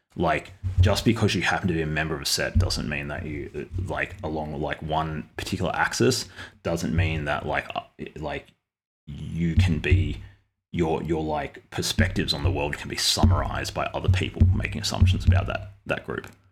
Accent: Australia; I'm an Australian

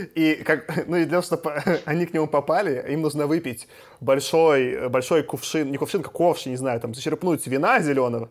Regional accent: Minsk, Belarus; я из Минска

